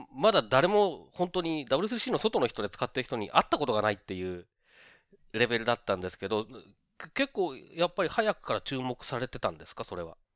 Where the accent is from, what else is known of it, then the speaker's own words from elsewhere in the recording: Okazaki, Aichi, Japan; now in Tokyo, Japan; もともと僕は愛知県の岡崎というとこ